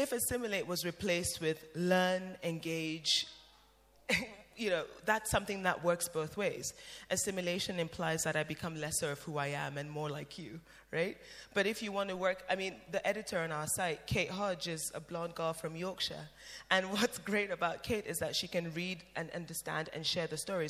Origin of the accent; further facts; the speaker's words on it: Cameroon; I'm from Cameroon, when I go to church in Cameroon